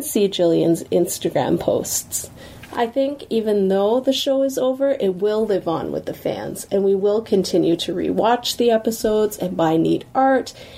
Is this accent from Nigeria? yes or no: no; Guelph, Ontario, Canada; I'm from Guelph, Ontario, Canada.